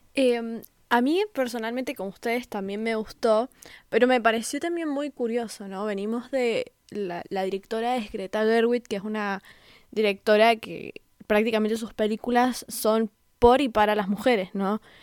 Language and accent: Spanish; Mendoza, Argentina; yo soy de Mendoza, que es un poquito más conservador que donde vive Seba